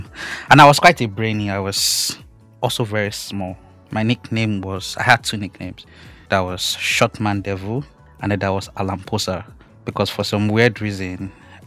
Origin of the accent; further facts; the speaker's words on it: Akure, Ondo, Nigeria; I grew up in Akure, Ondo State